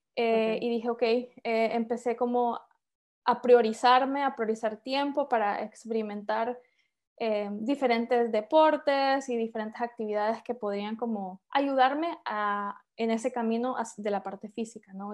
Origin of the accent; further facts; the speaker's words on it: San Pedro Sula, Cortés, Honduras; moved away as an adult; also born or lived in Guatemala; now in Denmark; yo soy hondureña, em, nací y crecí en Honduras, eh, de San Pedro Sula específicamente